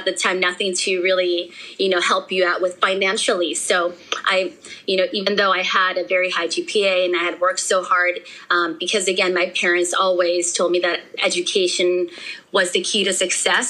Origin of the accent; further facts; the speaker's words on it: California, United States; also born or lived in Mexico; I was born in Mexico. I have no recollection of living there. I was only 2 years old. I had my second birthday here in California